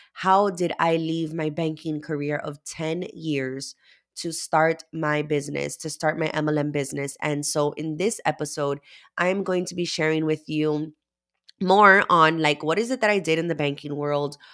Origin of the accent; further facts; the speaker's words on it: Miami, Florida, United States; I am from Miami, Florida